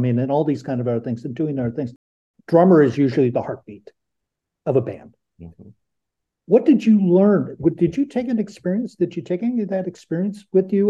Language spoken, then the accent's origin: English; Ohio, United States; accent: Midwestern; I'm from Ohio, from the rural parts